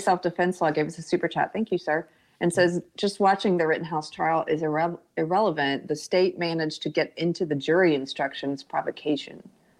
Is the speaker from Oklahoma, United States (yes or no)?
no; South Carolina, United States; also born or lived in Los Angeles, California; now in Georgetown, United States; I mean, I guess because I'm from South Carolina, it made me a little like, what are you talking about?